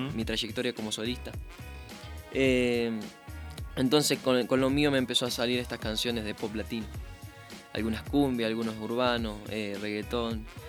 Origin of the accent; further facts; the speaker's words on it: Santa Fe, Argentina; En mi provincia, en Santa Fe, em, se escucha mucha cumbia santafesina